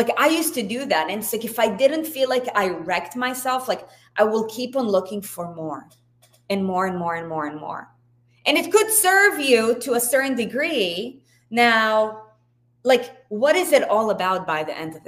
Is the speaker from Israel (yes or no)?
yes; Israel; I was born and raised in Israel